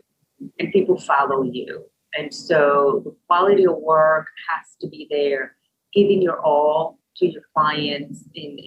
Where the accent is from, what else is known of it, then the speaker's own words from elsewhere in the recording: Puerto Rico; now in Louisville, United States; Louisville is my home. I am from Puerto Rico.